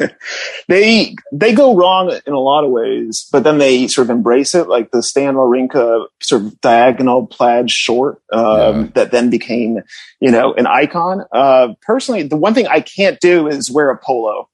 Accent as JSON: {"language": "English", "region": "New England", "country": "United States", "tie": "born or raised there", "also_born_or_lived": "Connecticut / Chapel Hill, North Carolina", "moved": "yes", "lives_now": "Los Angeles, United States", "said": "I grew up in New England"}